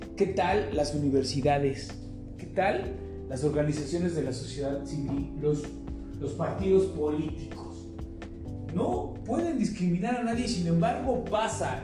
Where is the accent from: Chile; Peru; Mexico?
Mexico; ciudadanos mexicanos